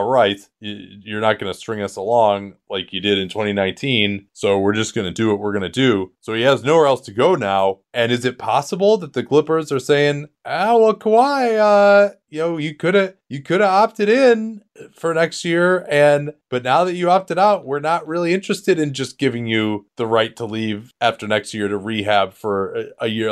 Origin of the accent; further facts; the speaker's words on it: United States; as an American